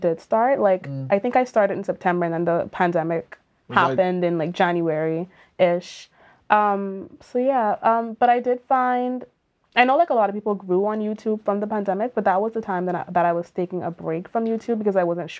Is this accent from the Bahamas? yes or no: yes; Bahamas; now in Canada; Growing up in the Bahamas, I really spent a lot of time indoors